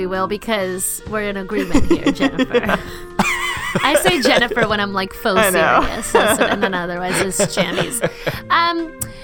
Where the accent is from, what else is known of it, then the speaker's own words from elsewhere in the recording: New York, United States; moved away; I'm from New York